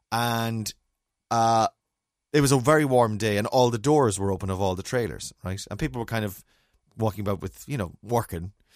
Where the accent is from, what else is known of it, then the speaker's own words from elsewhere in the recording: Ireland; being Irish